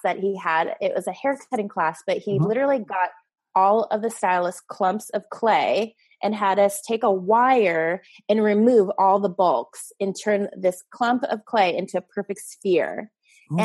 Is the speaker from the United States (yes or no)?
yes; LA County, California, United States; also born or lived in Orange County, California; now in San Clemente, United States; I'm originally from LA County